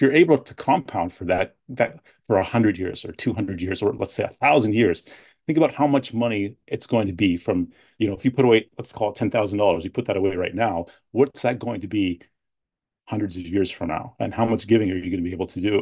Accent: London, Ontario, Canada; also born or lived in Edmonton, Alberta / Toronto / United States; now in near Ottawa, Canada; grew up most mostly in, in London, Ontario

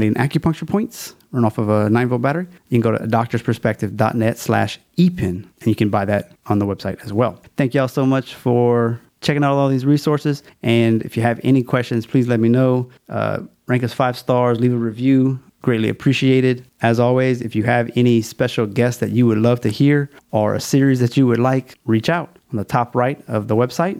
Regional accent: Louisiana, United States; It's my home state

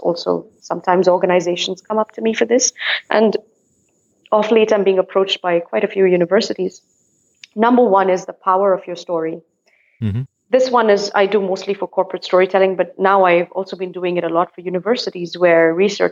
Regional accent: India; now in Netherlands; I am an Indian based in the Netherlands

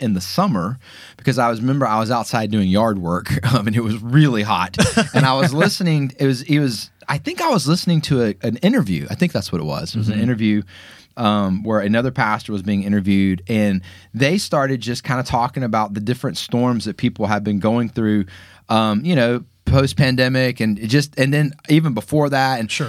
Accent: Atlanta, Georgia, United States; Growing up in Atlanta, a lot of kids go to Auburn.

